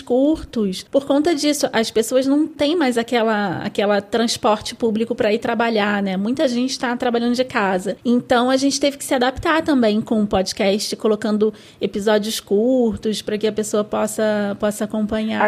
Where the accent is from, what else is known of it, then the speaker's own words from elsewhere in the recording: Rio de Janeiro, Brazil; eu sou carioca, então eu falo pode